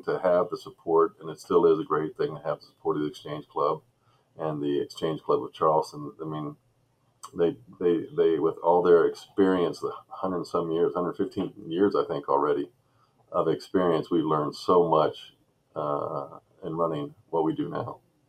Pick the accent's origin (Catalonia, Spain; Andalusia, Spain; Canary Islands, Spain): Andalusia, Spain; Seville; also born or lived in Okinawa, Japan / Columbus, Ohio; So I originally moved to Columbus, Ohio from Okinawa, Japan. My father was military. So I grew up in Seville, Spain.